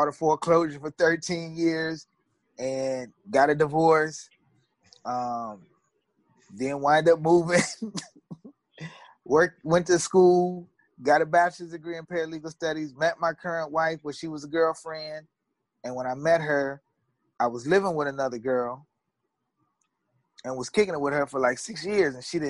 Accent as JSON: {"language": "English", "town": "Aurora", "country": "United States", "tie": "born or raised there", "said": "I was born in Aurora, October 10th, 1972."}